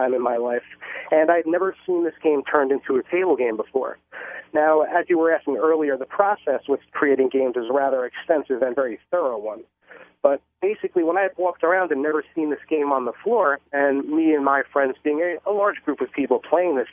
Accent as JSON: {"language": "English", "town": "Bellmore", "region": "New York", "country": "United States", "tie": "born or raised there", "said": "I actually grew up in Long Island, New York."}